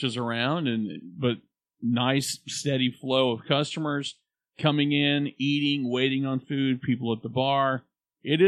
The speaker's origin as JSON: {"language": "English", "country": "United States", "said": "I'm an American"}